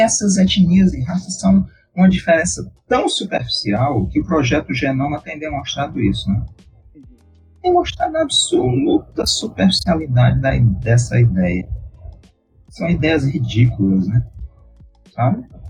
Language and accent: Portuguese; Brazil; a gente é brasileiro